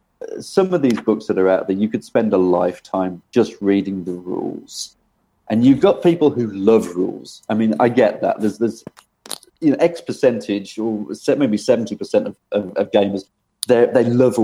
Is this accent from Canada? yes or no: no; Birmingham, West Midlands, United Kingdom; I was born in Birmingham in England, and I was born in a place called Moseley